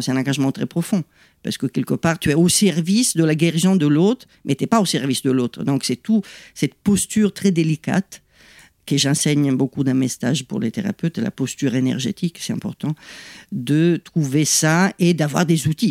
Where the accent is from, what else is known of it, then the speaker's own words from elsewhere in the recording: Italy; French is a second language; moved away as an adult; now in France; je suis italienne, pas d'origine italienne, mais italienne, j'y tiens